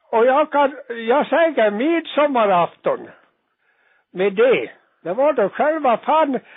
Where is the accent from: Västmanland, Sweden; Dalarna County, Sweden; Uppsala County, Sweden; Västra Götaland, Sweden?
Dalarna County, Sweden; Jag är själv ifrån Dalarna, men jag säger jag kan svenska